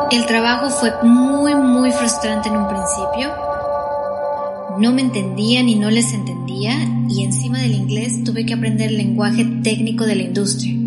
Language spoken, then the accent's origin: Spanish; Mexico; accent: latino; first language Spanish; moved away as an adult; Yo era la única mexicana en una empresa de ciento y tantas personas